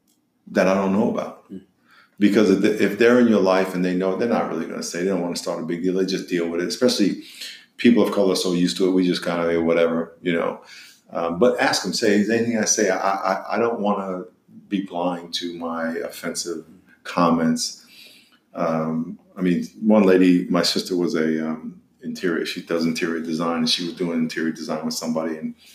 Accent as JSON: {"language": "English", "town": "Long Island", "region": "New York", "country": "United States", "said": "And I'm from New York, so Long Island. So it was so much fun."}